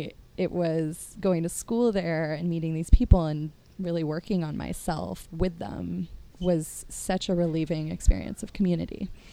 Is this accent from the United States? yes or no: yes; Petaluma, California, United States; also born or lived in New York / Connecticut; now in San Francisco, United States; Yeah, so I was born on the East Coast in New York, lived in Connecticut till I was 8, and then my family moved out to Petaluma, California, just north of San Francisco, when I was, when I was 8 years old.